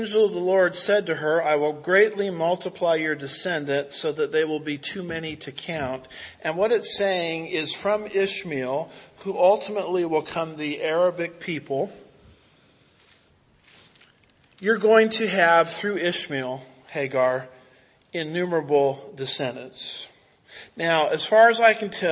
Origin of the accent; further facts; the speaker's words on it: United States; as an American